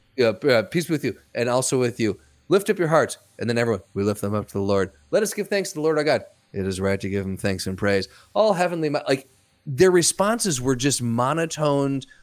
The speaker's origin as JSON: {"language": "English", "country": "United States", "said": "as an American"}